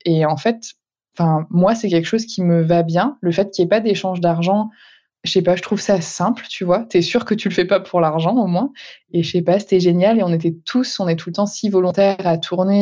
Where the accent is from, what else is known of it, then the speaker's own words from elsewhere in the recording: Breton, Brittany, France; je suis bretonne et j'habite principalement en Bretagne